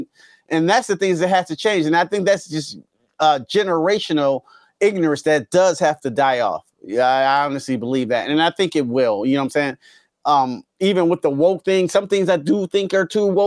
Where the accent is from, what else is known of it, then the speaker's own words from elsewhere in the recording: Detroit, Michigan, United States; now in Tennessee, United States; I grew up in Southwest Detroit